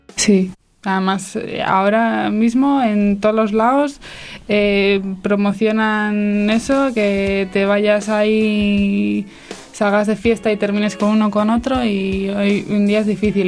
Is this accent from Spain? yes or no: yes; Santander, Cantabria, Spain; tengo 20 años y soy de Santander.